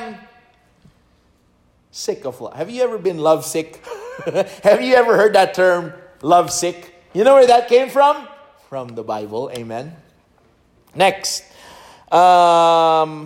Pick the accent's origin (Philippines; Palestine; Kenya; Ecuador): Philippines; English is a second language; moved away; As a Filipino guy learning in my sophomore year of high school